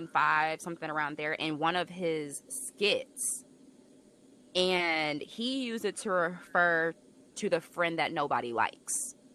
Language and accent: English; Alabama, United States; I'm from Alabama.